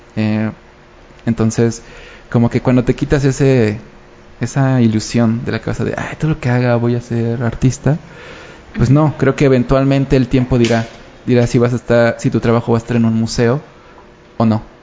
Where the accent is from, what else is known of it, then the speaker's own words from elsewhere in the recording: Mexico; como mexicanos